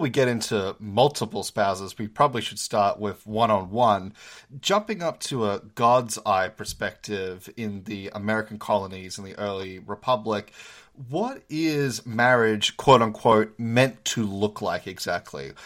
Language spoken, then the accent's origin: English; Australia; now in United States; as an Australian, I was so used to calling people doctor, um, be, coming from the Commonwealth, but then I moved to America